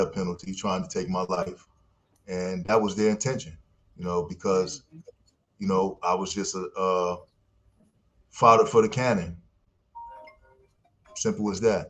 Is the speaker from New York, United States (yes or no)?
yes; New York, United States; moved away; also born or lived in Ohio; I'm from New York